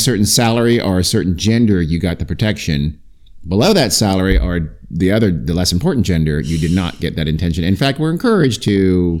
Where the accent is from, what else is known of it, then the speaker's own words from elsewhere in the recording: Long Beach, California, United States; I'm from Long Beach.